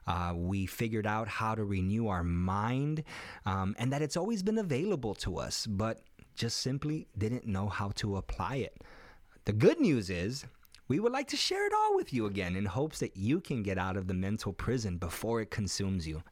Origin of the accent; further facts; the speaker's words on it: Chicago, Illinois, United States; moved away as an adult; now in San Diego, United States; I was born here in sunny San Diego, California, where we currently reside, but I grew up in Humble Park, the west side of Chicago, from the age of two up until about seventeen or eighteen